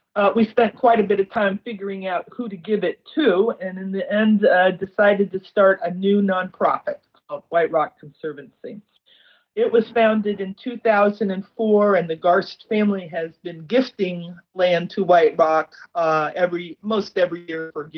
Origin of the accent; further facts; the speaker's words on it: Coon Rapids, Iowa, United States; I was born and raised in Coon Rapids, Iowa